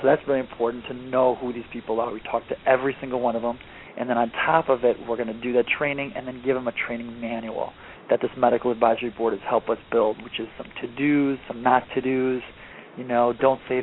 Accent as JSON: {"language": "English", "region": "Michigan", "country": "United States", "said": "I'm from Michigan. Yep. I played football in high school"}